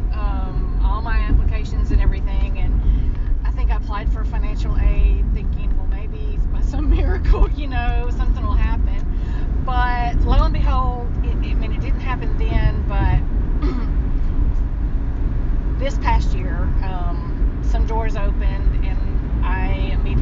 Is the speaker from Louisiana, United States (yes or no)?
yes; West Monroe, Louisiana, United States; I'm from West Monroe, Louisiana